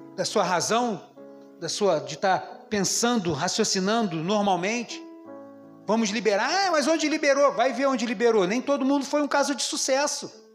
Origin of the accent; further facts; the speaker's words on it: Brazil; como brasileiro